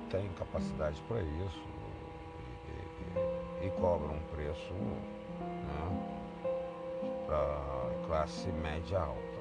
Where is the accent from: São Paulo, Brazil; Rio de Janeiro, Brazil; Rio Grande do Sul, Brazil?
Rio de Janeiro, Brazil; Niterói; also born or lived in Botafogo, Rio de Janeiro; now in Rio de Janeiro, Brazil; nasci no Flamengo, nasci em Niterói. Brincadeiras à parte, mas sou morador de Botafogo.